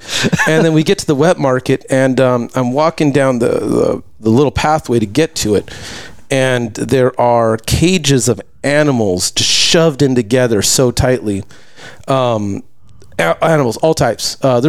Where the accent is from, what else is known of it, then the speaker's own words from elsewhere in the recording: Lakewood, California, United States; moved away as an adult; also born or lived in Malibu, California / Jingzhou, China; I grew up in the Lakewood Bellflower area.